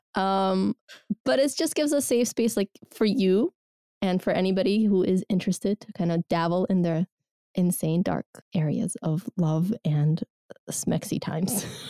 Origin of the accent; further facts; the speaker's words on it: Georgia; moved away; also born or lived in Soviet Union; I'm from Georgia Republic o, originally